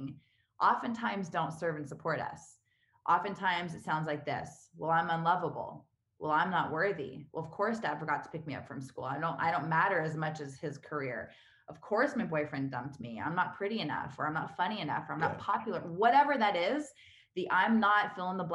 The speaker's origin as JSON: {"language": "English", "region": "California", "country": "United States", "tie": "born or raised there", "also_born_or_lived": "New York / Vancouver / Los Angeles / Spain", "moved": "as an adult", "lives_now": "Austin, United States", "said": "I was born and raised in California."}